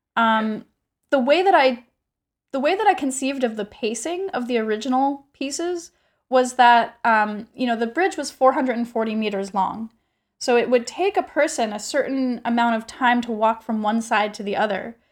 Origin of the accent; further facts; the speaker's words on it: United States; I am regularly as an American